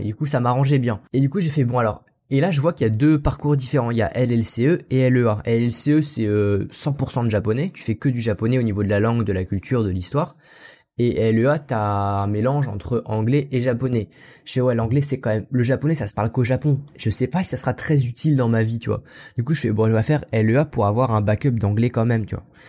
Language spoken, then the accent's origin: French; France; also born or lived in Aichi, Japan; Je suis français. Je suis pas natif anglophone